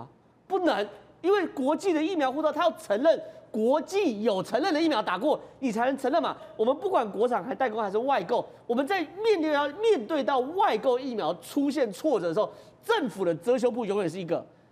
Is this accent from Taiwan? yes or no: yes; Taiwan; 站在我台湾人立场